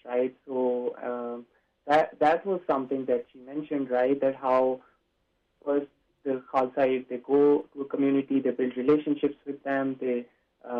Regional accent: Pakistan; moved away as an adult; now in Canada; I am an international student. So I grew up in Pakistan

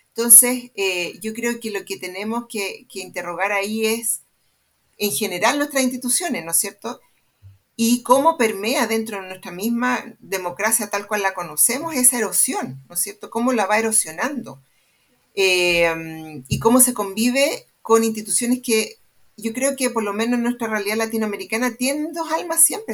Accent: Santiago, Santiago Metropolitan Region, Chile; estudié en el Manuel de Salas

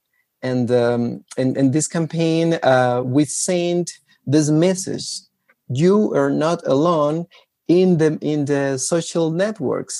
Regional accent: Guatemala; I am from Guatemala

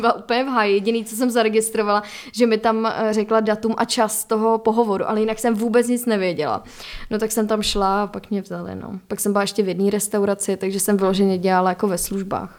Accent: Czechia; u nás, jako Češi

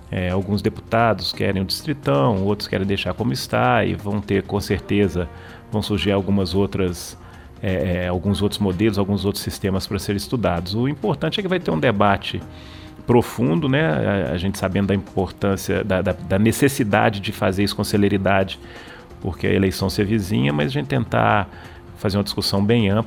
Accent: Belo Horizonte, Minas Gerais, Brazil; eu sou, sou de Belo Horizonte, o primeiro mandato meu foi de vereador aí em, em Belo Horizonte

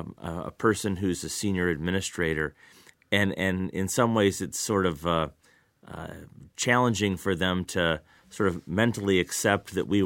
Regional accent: Lansing, Michigan, United States; So in my experience, I grew up in Lansing, did my undergraduate work here at Michigan State, went away to law school briefly, but then came back and have really been at MSU ever since.

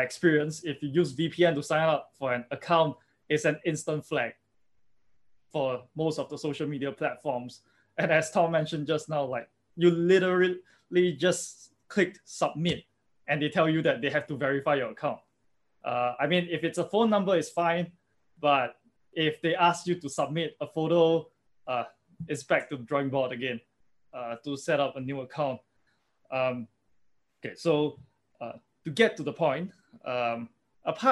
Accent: Singapore; I'm from Singapore and everything is tracked

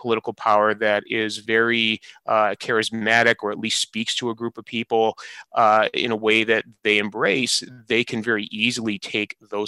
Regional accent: Michigan, United States; my home state of Michigan

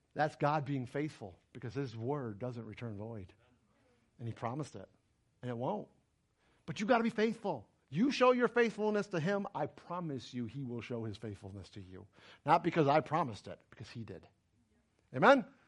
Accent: New York, United States; moved away; I'm from New York

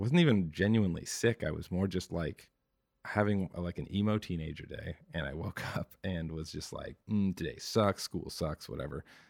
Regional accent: Victoria, British Columbia, Canada; moved away as an adult; also born or lived in Toronto; now in Vancouver, Canada; I was born and raised in Victoria

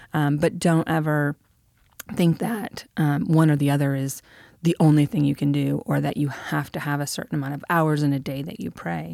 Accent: Michigan, United States; moved away; I'm from Michigan

